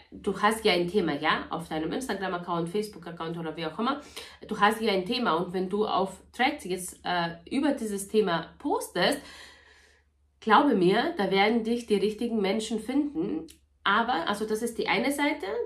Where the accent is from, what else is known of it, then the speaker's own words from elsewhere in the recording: Bavaria, Germany; ich komme aus Niederbayern, ich habe zwei Kinder, ich bin verheiratet, bla bla bla.